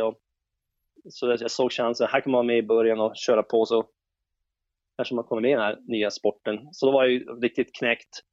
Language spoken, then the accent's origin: Swedish; Jokkmokk, Norrbotten County, Sweden; jag växte upp i Jokkmokk